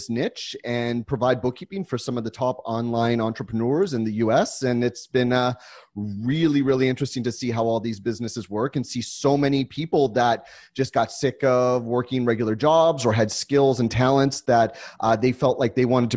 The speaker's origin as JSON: {"language": "English", "town": "San Diego", "region": "California", "country": "United States", "tie": "born or raised there", "also_born_or_lived": "Los Angeles", "said": "I grew up in San Diego"}